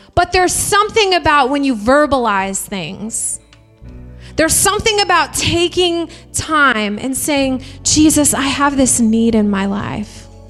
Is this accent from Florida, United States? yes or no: no; Indiana, United States; We're from Indiana. People chop wood there.